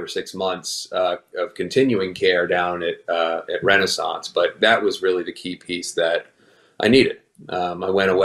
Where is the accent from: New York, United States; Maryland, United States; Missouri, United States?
New York, United States; New York City; moved away as an adult; also born or lived in Westchester County / Pennsylvania; I grew up in New York City and Westchester County